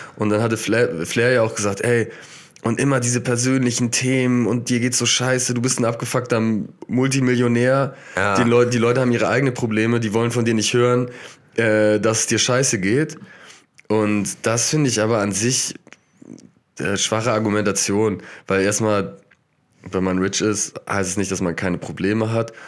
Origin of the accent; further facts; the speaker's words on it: Germany; weil ich Deutscher bin